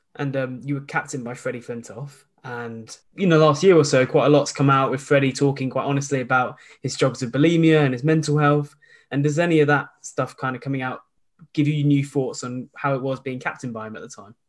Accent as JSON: {"language": "English", "area": "Surrey", "region": "South East England", "country": "United Kingdom", "said": "I'm actually from Surrey"}